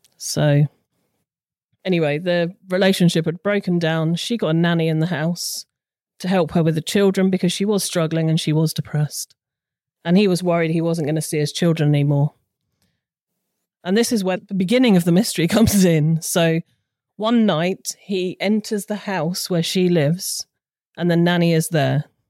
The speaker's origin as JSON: {"language": "English", "area": "Hampshire", "region": "South East England", "country": "United Kingdom", "moved": "yes", "lives_now": "Suffolk, United Kingdom", "said": "Suffolk, but originally from Hampshire."}